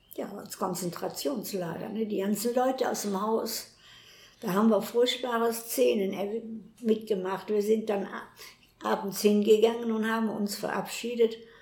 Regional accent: Cologne, North Rhine-Westphalia, Germany; also born or lived in Weserbergland; ich bin 1932 in Köln geboren, in der Merwinger

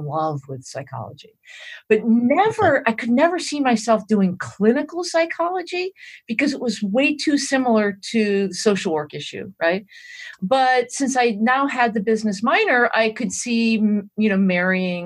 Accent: Massachusetts, United States; moved away as an adult; I grew up in Massachusetts

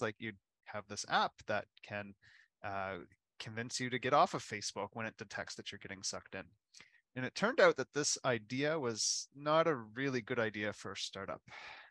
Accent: Halifax, Nova Scotia, Canada; I was born in Halifax

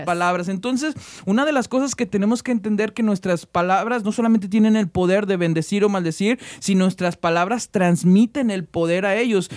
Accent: Mexico; nosotros somos mexicanos

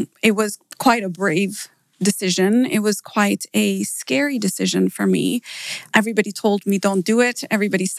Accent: Downers Grove, Illinois, United States; moved away as an adult; also born or lived in Pakistan / Malaysia / Phoenix, Arizona / Dallas; now in Dubai, United Arab Emirates; I was born in Pakistan and we moved to the US when I was 8 years old. And I lived in Downers Grove the whole way through

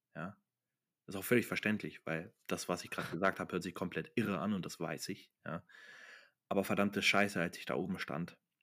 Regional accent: Germany; moved away as an adult; now in Austria; ich bin nach Deutschland, in meine Heimat

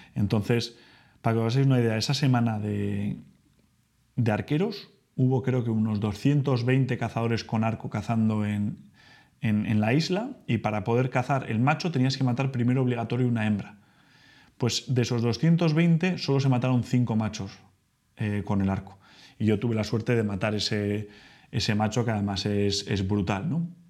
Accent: Spain; soy español, ahora ya que todos sabéis que soy español, que vivo en España

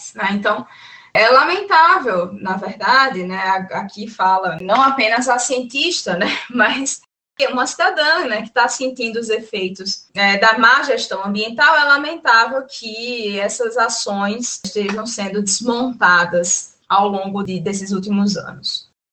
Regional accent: Northeast Region, Brazil; como nordestina internacionalista

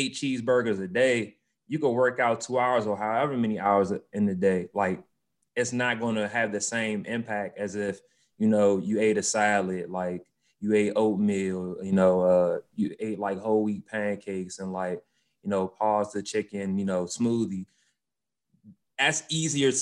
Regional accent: Washington, United States; NFL cheerleader for my hometown, the Washington football team

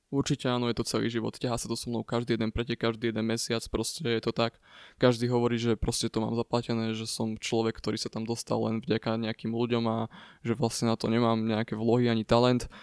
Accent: Rimavská Sobota, Banská Bystrica Region, Slovakia; ja ako mladý chalan z malého mesta z Rimavskej soboty

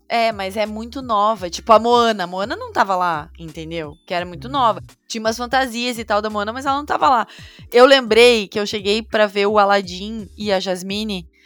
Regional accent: Brazil; now in United States

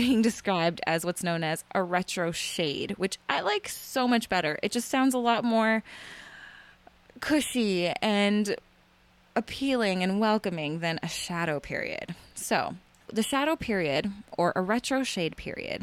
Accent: Canada; I'm Canadian

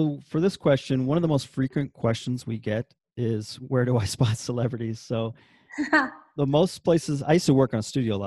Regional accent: Seattle, Washington, United States; now in Los Angeles, United States; I'm originally from Seattle

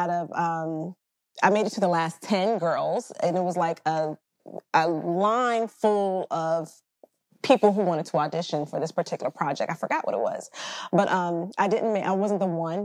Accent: Central Texas, United States; moved away as an adult; now in Georgia, United States; I'm from Central Texas, and I just wanted more for my life. And my mother and I, we just picked up and we relocated

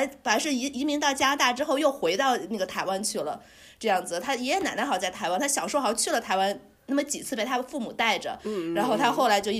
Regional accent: China; now in Toronto, Canada; 毕竟是那个中国出生长大的，

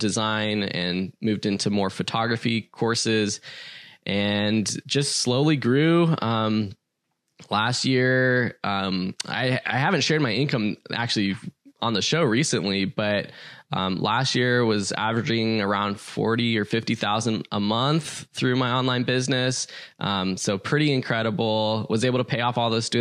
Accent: Los Angeles, California, United States; I am from Los Angeles

